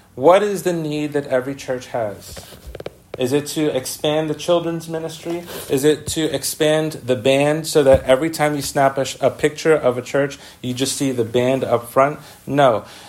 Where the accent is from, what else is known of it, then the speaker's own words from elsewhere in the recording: New York City, New York, United States; we grew up with in the Bronx